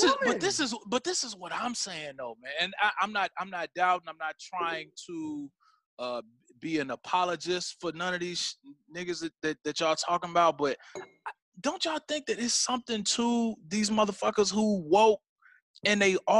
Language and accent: English; Gary, Indiana, United States; I grew up in Gary.